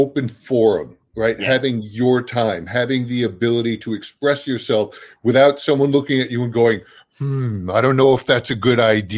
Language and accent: English; Brooklyn, New York, United States; moved away as an adult; now in New Jersey, United States; I grew up in a very urban Brooklyn